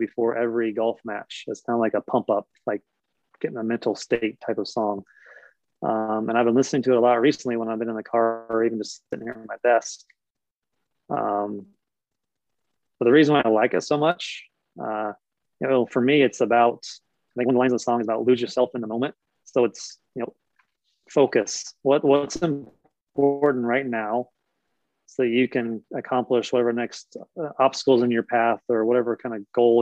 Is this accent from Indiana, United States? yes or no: yes; Indiana, United States; I grew up in Indiana